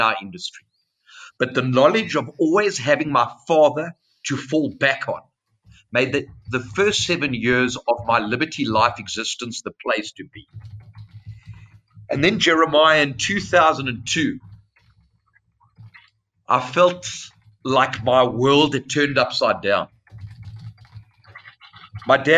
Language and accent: English; Cape Town, Western Cape, South Africa; I was born in Cape Town, which is the most beautiful city, the southern tip of South Africa